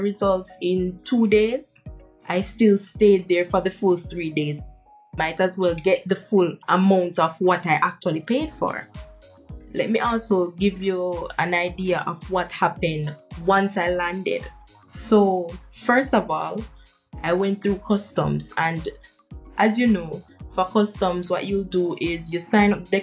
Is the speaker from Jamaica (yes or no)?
yes; Jamaica; moved away as an adult; also born or lived in Canada; Now, I am traveling from Jamaica.